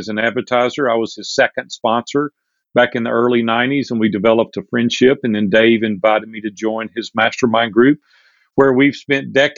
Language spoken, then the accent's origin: English; Nashville, Tennessee, United States; also born or lived in Hendersonville, Tennessee; I'm a native Nashvillian. We're multi-generations deep here in Nashville, Tennessee, and it's my hometown